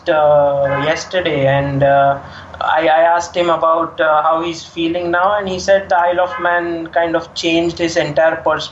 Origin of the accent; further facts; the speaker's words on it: India; as an Indian fan